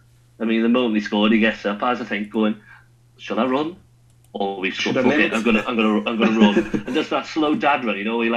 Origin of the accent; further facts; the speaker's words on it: Wales, United Kingdom; I'm a Welshman.